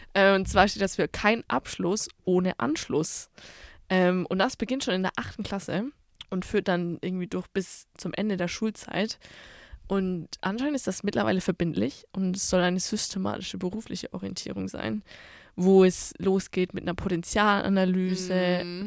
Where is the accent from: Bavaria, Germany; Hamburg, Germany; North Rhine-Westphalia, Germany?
Bavaria, Germany; moved away as an adult; now in Dortmund, Germany; ich komme ja eigentlich aus Bayern